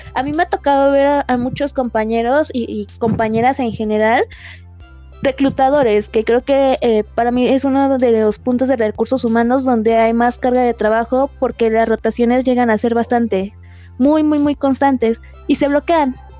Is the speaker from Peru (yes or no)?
no; Mexico; como mexicanos